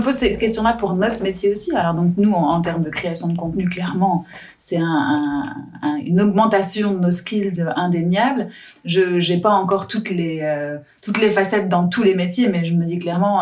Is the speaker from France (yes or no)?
yes; France; moved away; je suis française